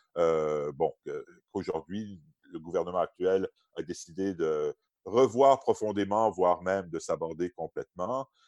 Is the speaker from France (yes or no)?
no; Quebec, Canada; moved away as an adult; also born or lived in Oxford, England